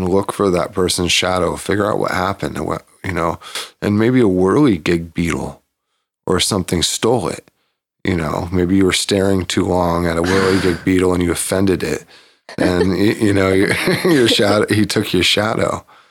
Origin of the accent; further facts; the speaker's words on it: Bakersfield, California, United States; also born or lived in Cottage Grove, Oregon, United States; When I was very young, I moved from Cottage Grove, Oregon to Bakersfield and I forgot my shadow.